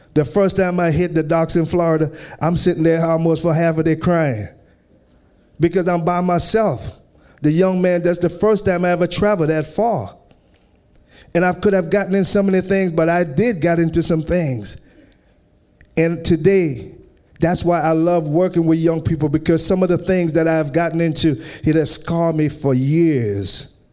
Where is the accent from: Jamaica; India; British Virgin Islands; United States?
British Virgin Islands; moved away; I grew up in the British Virgin Islands